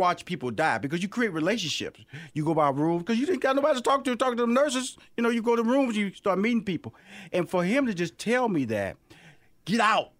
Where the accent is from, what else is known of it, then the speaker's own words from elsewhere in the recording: Houston, Texas, United States; I'm from Houston.